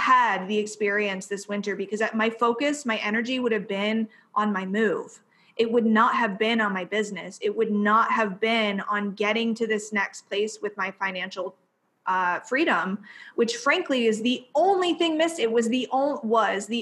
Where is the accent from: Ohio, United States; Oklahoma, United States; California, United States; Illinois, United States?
Ohio, United States; near Columbus; moved away as an adult; I live like 45 minutes from Columbus, Ohio, and it's real sleepy here. This is my hometown.